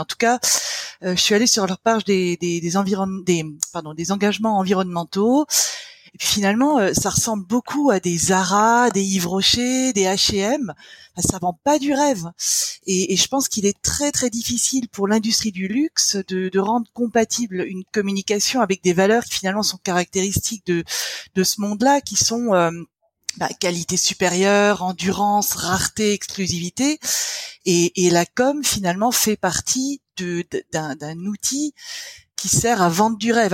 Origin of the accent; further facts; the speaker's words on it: Lorraine, Grand Est, France; now in Alsace, France; je suis Lorraine, mais euh, je vis en Alsace.